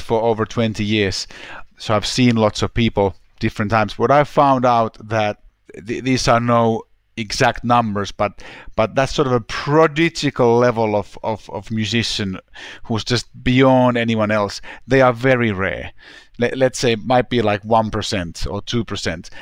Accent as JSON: {"language": "English", "town": "Helsinki", "region": "Uusimaa", "country": "Finland", "tie": "born or raised there", "also_born_or_lived": "London", "moved": "as an adult", "said": "there's a high school in my hometown, Helsinki"}